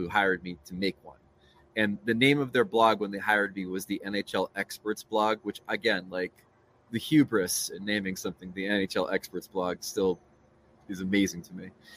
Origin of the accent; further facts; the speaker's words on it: Matawan, New Jersey, United States; moved away as an adult; also born or lived in Maryland / Northern Virginia; I grew up in Mattawan